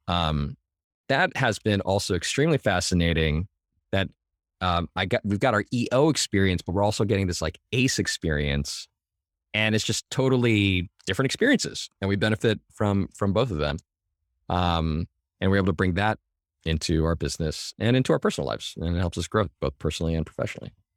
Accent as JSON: {"language": "English", "town": "Mission Viejo", "region": "California", "country": "United States", "tie": "born or raised there", "said": "Southern California, in Orange"}